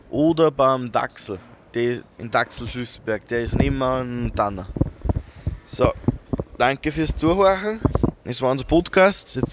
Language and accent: German; Mühlbach, Upper Austria, Austria; So, wir kommen aus Watzkirchen, also wir gehen in den Watzkirchen Tree und genau kommen wir alle aus Mühlbach.